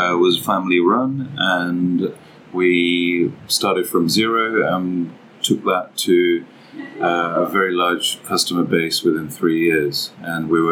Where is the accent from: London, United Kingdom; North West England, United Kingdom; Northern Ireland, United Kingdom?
London, United Kingdom; Born and raised in London